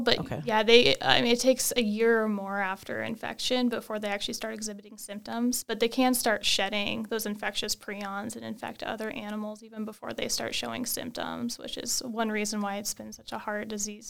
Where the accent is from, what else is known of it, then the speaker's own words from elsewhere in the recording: Wyoming, United States; I grew up in Wyoming doing, you know, all the outdoor things, camping, hiking, fishing, hunting, and always had that interest in the outdoors and animals